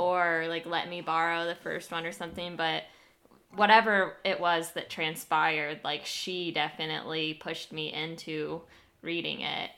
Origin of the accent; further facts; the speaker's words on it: United States; my hometown